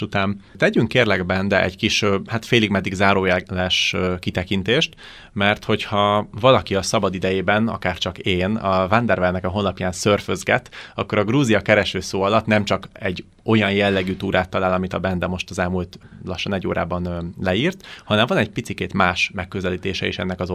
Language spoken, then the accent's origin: Hungarian; Hungary